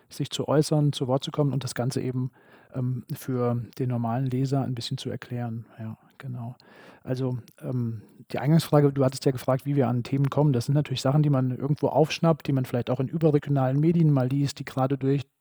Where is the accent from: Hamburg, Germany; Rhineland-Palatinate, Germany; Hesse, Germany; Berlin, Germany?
Hesse, Germany; Heuchelheim; also born or lived in Gießen; Ich bin in Heuchelheim aufgewachsen, in Gießen geboren, aber dann auch ziemlich bald in Gießen in die Schule gegangen und lebe jetzt auch ähm, schon eine ganze Weile in der Stadt. Also ich bezeichne mich gern als Gießner.